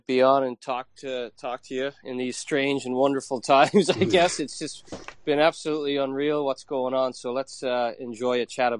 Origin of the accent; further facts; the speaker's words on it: Newfoundland and Labrador, Canada; now in Ireland; I grew up in Newfoundland. So as a Canadian, I grew up around the sport.